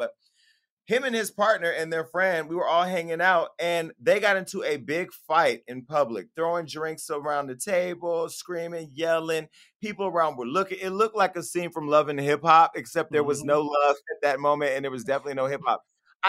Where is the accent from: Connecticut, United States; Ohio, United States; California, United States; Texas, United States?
California, United States; I'm from Northern California, home of the scammers.